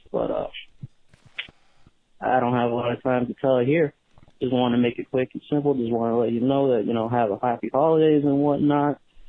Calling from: Miami, Florida, United States; I'm actually calling from a porn store in Miami, Florida.

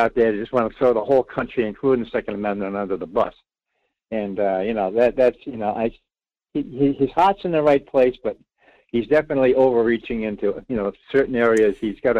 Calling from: Rhode Island, United States; Well, I'm …. … in Rhode Island.

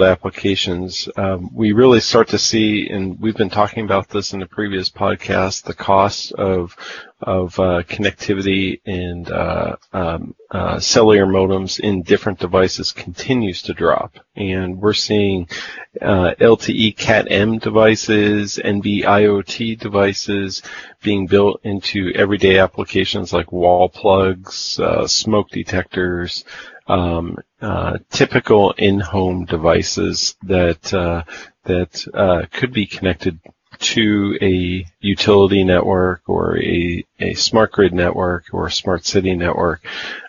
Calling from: Midwest, United States; I'm calling in from Studio 515 in the Midwest. Frozen Midwest, I might add.

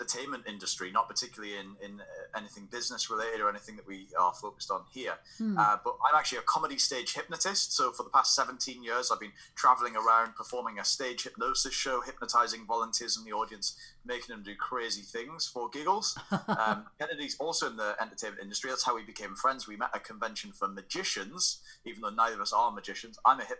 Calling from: Newcastle upon Tyne, North East England, United Kingdom; We're actually in Newcastle upon Tyne, which is in the northeast of England, right on the coast, and just like a couple of hours south of Scotland.

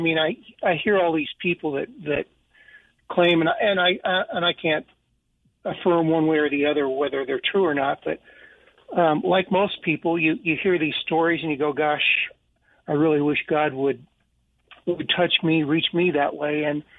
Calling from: Idaho, United States

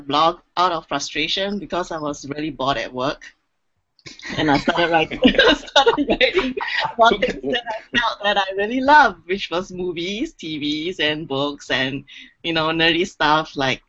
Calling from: Singapore; I'm calling in from Singapore, actually

